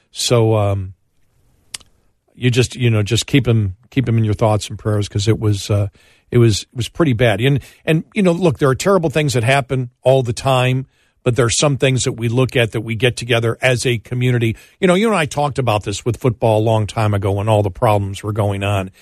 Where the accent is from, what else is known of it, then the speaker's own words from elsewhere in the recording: Buffalo, New York, United States; I'm from Buffalo and a Bills fan